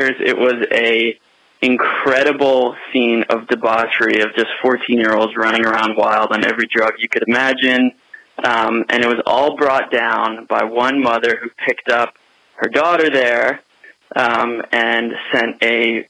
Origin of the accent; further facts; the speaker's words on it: Fair Haven, New Jersey, United States; now in San Francisco, United States; I grew up in Fairhaven, New Jersey